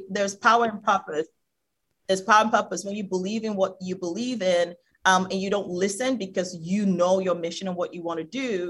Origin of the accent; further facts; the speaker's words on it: Nigeria; I come from Nigeria. Talking about skin bleaching, 7 out of 10 women in Nigeria bleach their skin.